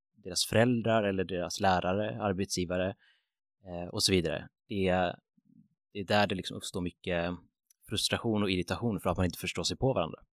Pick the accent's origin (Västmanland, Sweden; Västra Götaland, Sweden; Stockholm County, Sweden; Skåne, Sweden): Västra Götaland, Sweden; Grästorp; jag är född 1997 eh, i en liten håla som heter Grästorp